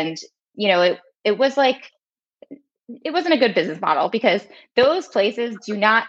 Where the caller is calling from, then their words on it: New York, United States; I'm calling in from New York.